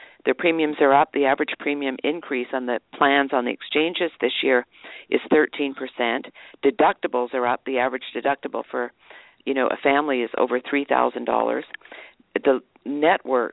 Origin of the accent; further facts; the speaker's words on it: Vancouver, British Columbia, Canada; moved away as an adult; now in United States; I was born in Canada, on the West Coast in Vancouver. I grew up in Canada